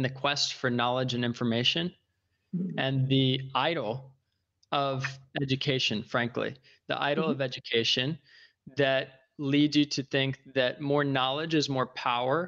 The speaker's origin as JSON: {"language": "English", "region": "Northern Virginia", "country": "United States", "tie": "born or raised there", "also_born_or_lived": "New York", "moved": "as an adult", "said": "I was raised in Northern Virginia, outside of Washington, D.C."}